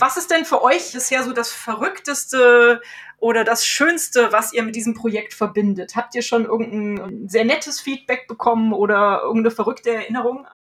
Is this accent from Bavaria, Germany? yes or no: no; Cologne, North Rhine-Westphalia, Germany; den wir hier in meiner Heimatstadt manchmal haben